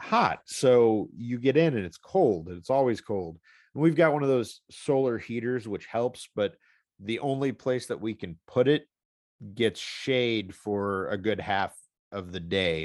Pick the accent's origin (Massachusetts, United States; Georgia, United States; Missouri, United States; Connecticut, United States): Missouri, United States; St. Louis; living in Saint Louis, growing up in Saint Louis